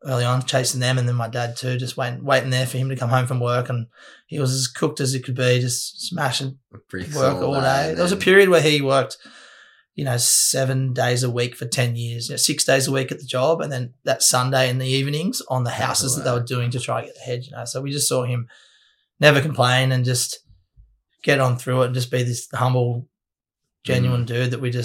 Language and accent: English; Cronulla, New South Wales, Australia; I born and bred Cronulla